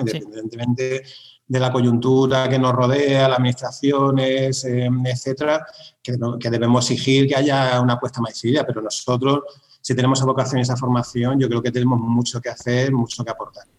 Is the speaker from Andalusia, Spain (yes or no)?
yes; Sierra de Cazorla, Andalusia, Spain; Yo soy de la Sierra de Cazorla, en la provincia de, de en Andalucía.